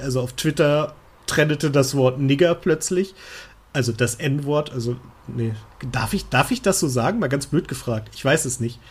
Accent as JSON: {"language": "German", "country": "Germany", "said": "als Deutscher"}